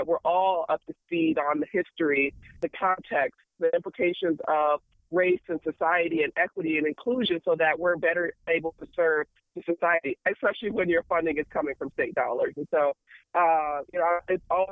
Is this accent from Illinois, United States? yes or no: yes; Chicago, Illinois, United States; moved away; also born or lived in Michigan; I am originally from Chicago